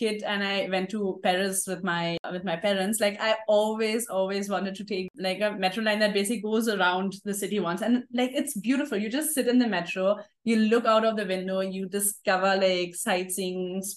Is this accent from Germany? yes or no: yes; Germany; now in Mumbai, India; I traveled back to Germany